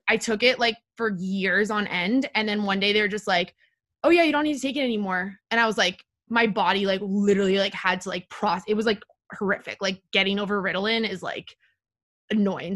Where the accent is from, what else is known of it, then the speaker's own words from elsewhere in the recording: Palo Alto, California, United States; moved away as an adult; also born or lived in Washington, D.C.; now in New York, United States; I'm from Palo Alto, California, the techville of the world